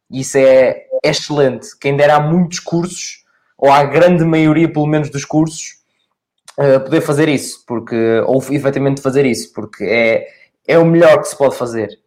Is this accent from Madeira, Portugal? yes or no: no; Aveiro District, Portugal; não sou mesmo de Aveiro, mas sou do distrito, mas sou suspeito, mas pá, Porto e Aveiro.